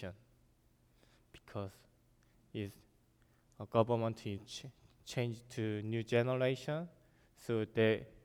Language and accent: English; South Korea; English is a second language; moved away as an adult; also born or lived in China; I'm from South Korea